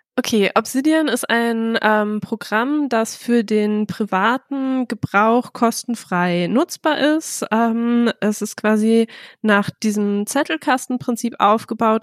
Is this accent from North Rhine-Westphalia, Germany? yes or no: yes; Bielefeld, North Rhine-Westphalia, Germany; Ich komme aus Bielefeld, habe da Soziologie studiert